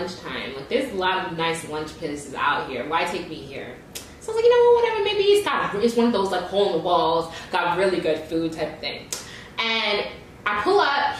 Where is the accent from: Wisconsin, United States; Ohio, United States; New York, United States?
New York, United States; moved away; I'm from New York